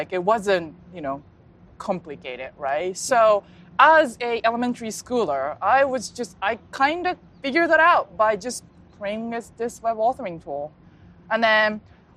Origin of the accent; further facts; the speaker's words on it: Tokyo, Japan; first language Japanese; English is a second language; moved away; I grew up in Tokyo